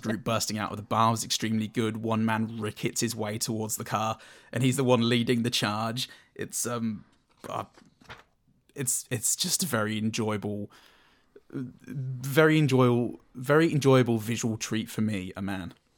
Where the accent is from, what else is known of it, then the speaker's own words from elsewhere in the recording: United Kingdom; I'm British